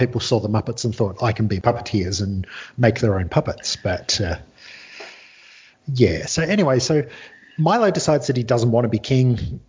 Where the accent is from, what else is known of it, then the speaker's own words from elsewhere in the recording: Scotland, United Kingdom; now in Australia; I grew up in Scotland